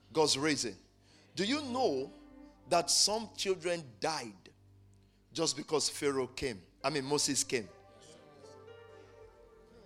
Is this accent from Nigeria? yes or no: yes; Nigeria; now in United Kingdom; as we say it in Nigeria